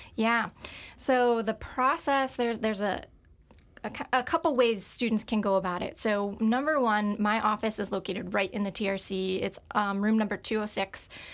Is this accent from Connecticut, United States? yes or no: yes; Bridgewater, Connecticut, United States; moved away; I'm from Connecticut, um, born and raised in a town called Bridgewater.